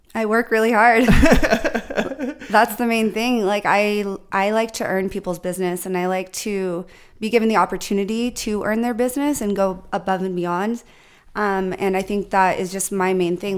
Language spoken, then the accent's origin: English; San Diego, California, United States; also born or lived in New York; I am from New York. My parents uh, got married, came here to San Diego with me and my siblings, but I grew up here